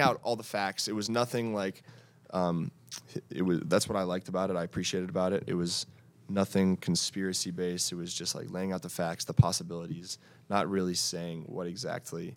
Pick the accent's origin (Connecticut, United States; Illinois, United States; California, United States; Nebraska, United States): Connecticut, United States; moved away as an adult; I was from Connecticut and I didn't have the exposure